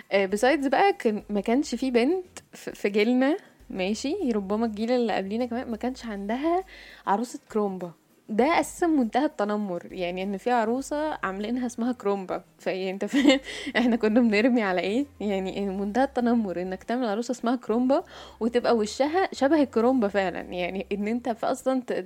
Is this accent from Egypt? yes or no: yes; Egypt; عندنا في مصر